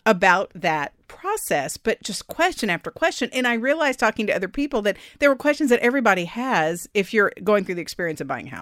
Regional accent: Austin, Texas, United States; moved away as an adult; Austin's my hometown

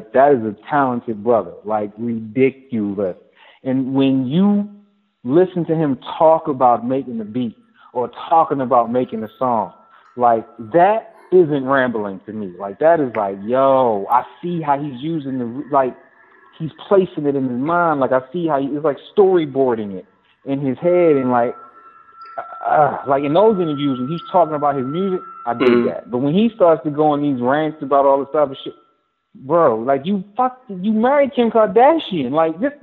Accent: Baltimore, Maryland, United States; I'm from Baltimore, I'm a West Sider

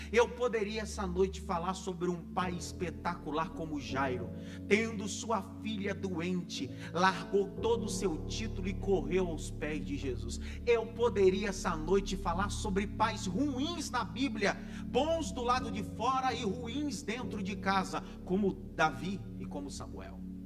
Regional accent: Northeast Region, Brazil; Eu sou de uma família nordestina, graças a Deus, e nordestino de raiz, graças a Deus. Como bom nordestino

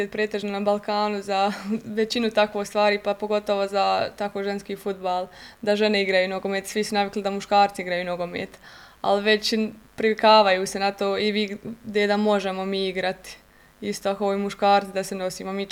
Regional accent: Goražde, Federation of Bosnia and Herzegovina, Bosnia & Herzegovina; now in Mostar, Bosnia and Herzegovina; pošto nije bio klub u mom mjestu gdje sam ja rođena, pošto sam ja e, rodom iz Goražda

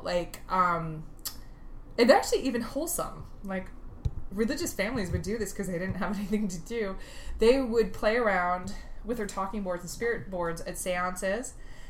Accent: East Central Illinois, United States; I'm from East Central Illinois.

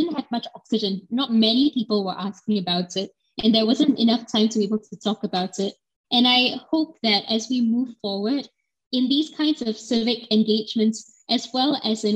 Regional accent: Singapore; as a Singaporean citizen who was born in this country

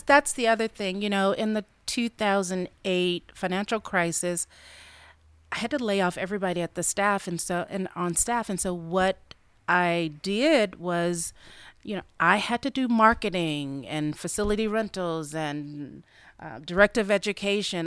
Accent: Albany, Georgia, United States; moved away as an adult; also born or lived in Atlanta, Georgia; now in Dallas, United States; I'm originally from Albany, Georgia

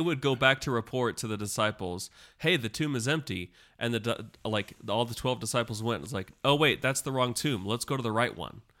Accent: United States; as an American

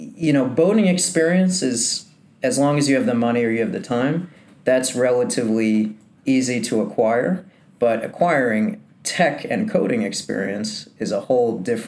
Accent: New Jersey, United States; I was born and raised in New Jersey

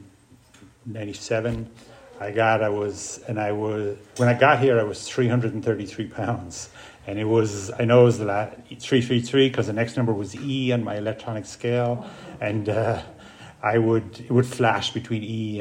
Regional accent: Ireland; moved away; I grew up in Ireland. I grew up in an alcoholic home on a farm

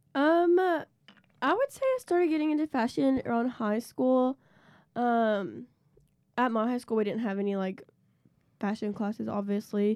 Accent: Nashville, Tennessee, United States; I'm from Nashville, Tennessee.

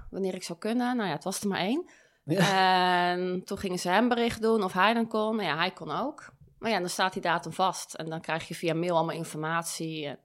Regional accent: Dordrecht, South Holland, Netherlands; Uh, Dordrecht.

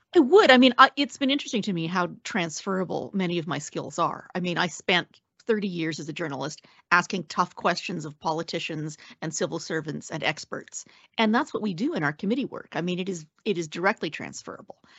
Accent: Alberta, Canada; maybe because I'm from the West and from Alberta

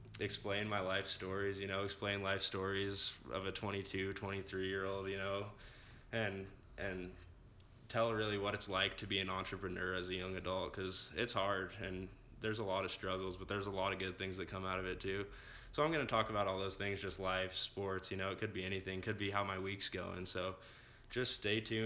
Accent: Longmont, Colorado, United States; I'm from Longmont, Colorado, a town near Denver

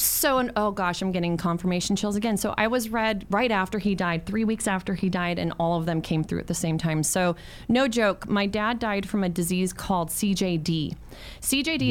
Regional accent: San Francisco, California, United States; also born or lived in Mexico; San Francisco where I grew up

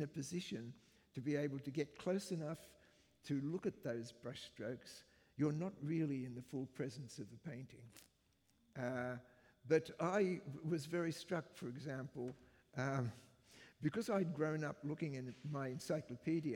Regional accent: Brisbane, Queensland, Australia; moved away as an adult; also born or lived in United Kingdom; the place that I grew up in, which is Brisbane

